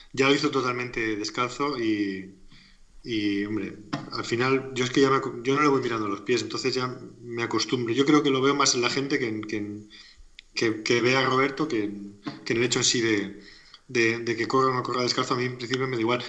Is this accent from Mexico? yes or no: no; Alicante, Valencian Community, Spain; also born or lived in Murcia; soy de Alicante también. Bueno, nací en Murcia, pero vivo en Alicante toda mi vida, como alicantino uno más